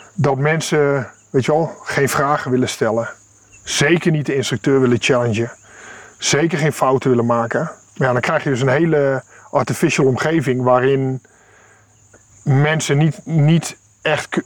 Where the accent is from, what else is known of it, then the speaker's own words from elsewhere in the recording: Netherlands; moved away as an adult; now in Kenya; wij als Nederlanders